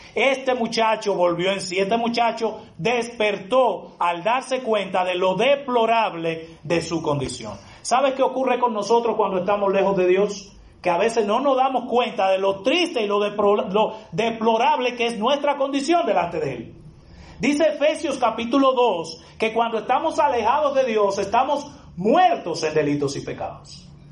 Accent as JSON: {"language": "Spanish", "country": "Dominican Republic"}